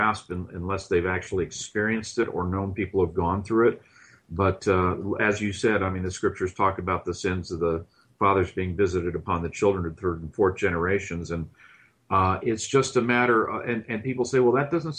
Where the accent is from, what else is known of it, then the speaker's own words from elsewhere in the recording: Southern California, United States; I grew up in Southern California